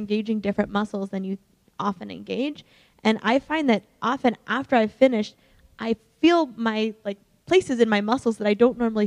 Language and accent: English; Colorado, United States; we're both from Colorado